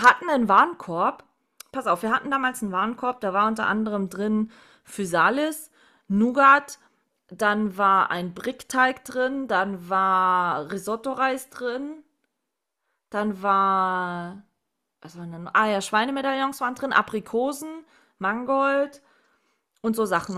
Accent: Southern Germany, Germany; Bei uns im Süden

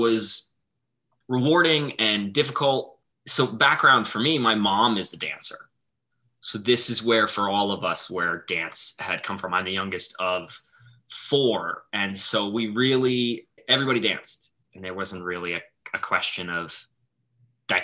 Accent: Montana, United States; now in Boston, United States; Where I grew up in Montana

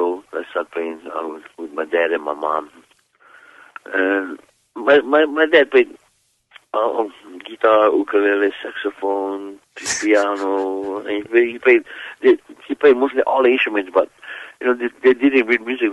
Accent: Kalapana, Hawaii, United States; I grew up on the Big Island of Hawaii in a place called Kalapana.

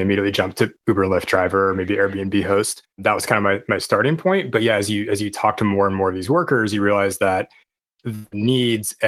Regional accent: Portland, United States; also born or lived in San Francisco / Los Angeles / Chicago / Washington, D.C.; now in Honolulu, United States; I was born and raised in Portland.

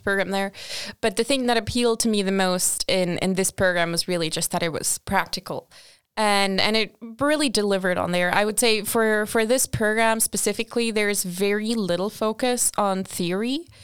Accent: Portugal; moved away as an adult; also born or lived in Australia / Sweden; I'm originally from Portugal. That's where I did my bachelor's.

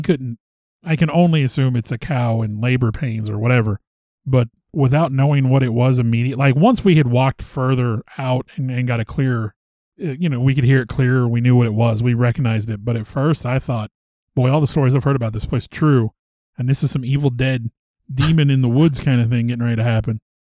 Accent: the Ozarks, Missouri, United States; you and I both born and raised in the Ozarks.

